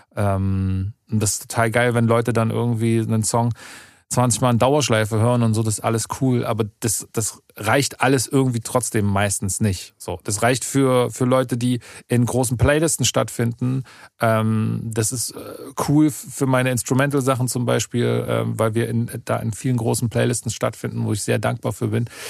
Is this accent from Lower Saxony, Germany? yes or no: no; Halle, Saxony-Anhalt, Germany; bei uns in, in, in Halle